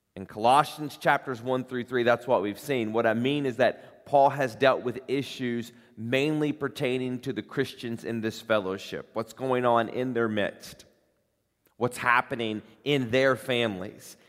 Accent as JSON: {"language": "English", "town": "Corbin", "region": "Kentucky", "country": "United States", "tie": "born or raised there", "moved": "yes", "lives_now": "Northern Kentucky, United States", "said": "I grew up in Corbin, Kentucky, population seven thousand"}